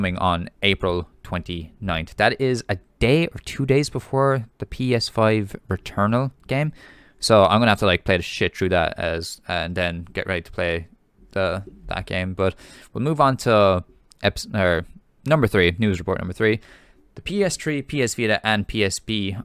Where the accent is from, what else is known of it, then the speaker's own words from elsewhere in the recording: Ireland; as being Irish